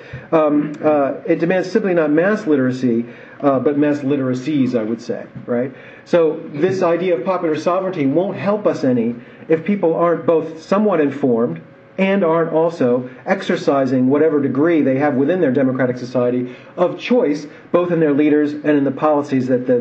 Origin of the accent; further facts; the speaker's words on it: United States; I am an American, and the United States is the example that's closest to me